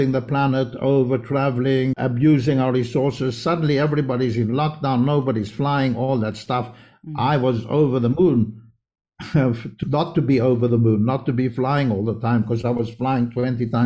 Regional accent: Israel; also born or lived in South Africa; I'm from South Africa, but I grew up in Israel.

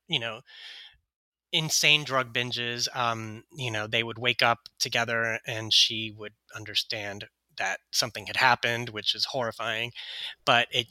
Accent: Houston, Texas, United States; Shannon and I grew up in Houston, Texas

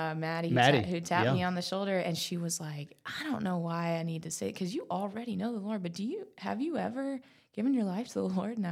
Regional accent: North Carolina, United States; moved away as an adult; now in Birmingham, United States; So I'm from North Carolina.

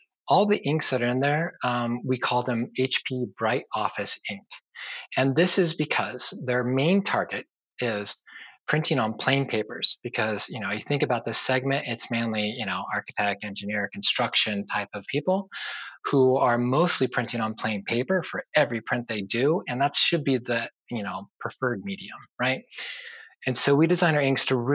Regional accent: San Diego, California, United States; I grew up in San Diego, lived all my life here until recently

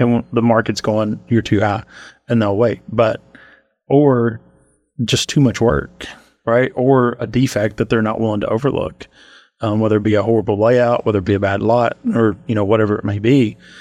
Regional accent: Montgomery County, Kentucky, United States; moved away as an adult; now in Lexington, United States; I'm from Montgomery County

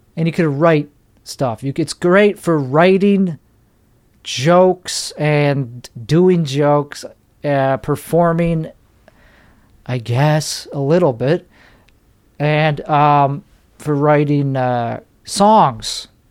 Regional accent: Chicago, Illinois, United States; I'm from Chicago

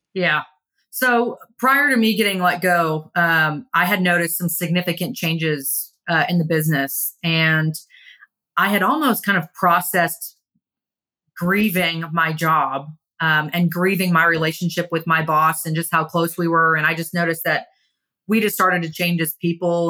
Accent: Kingwood, Texas, United States; also born or lived in Pennsylvania; I grew up in Kingwood

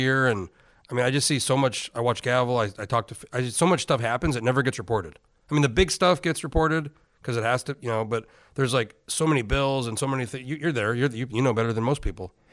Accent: Alaska, United States; I'm from Alaska

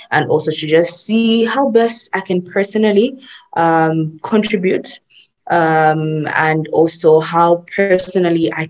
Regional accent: Zambia; I'm from Zambia.

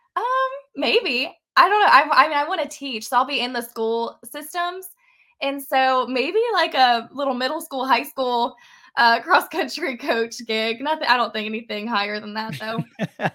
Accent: Parkersburg, West Virginia, United States; a state that I'm, you know, was born in. I've lived my whole life. I'm from West Virginia. I'm from Parkersburg.

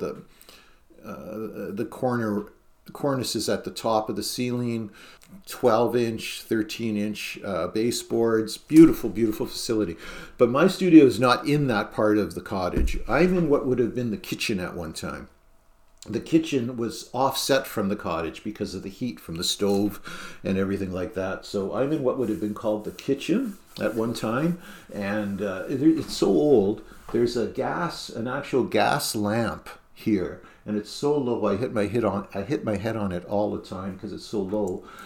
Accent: Canada; also born or lived in Norfolk County, Ontario; as a Canadian, even though I am a Canadian citizen

